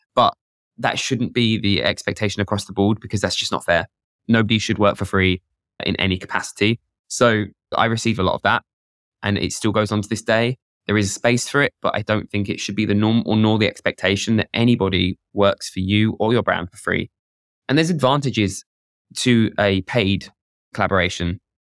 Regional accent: United Kingdom; I'm British

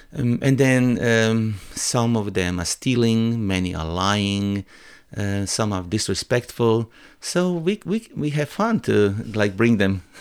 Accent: Croatia; English is a second language; my hometown

